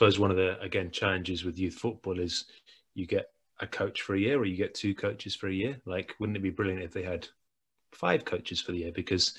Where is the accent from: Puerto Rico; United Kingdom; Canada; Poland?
United Kingdom; England; But you and I'm English, you're Scottish, we play a game.